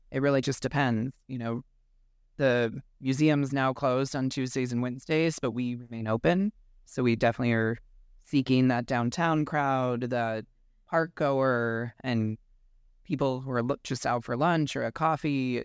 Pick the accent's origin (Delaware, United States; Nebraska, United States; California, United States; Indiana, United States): Nebraska, United States; Omaha; moved away; also born or lived in West Coast; I'm originally from Omaha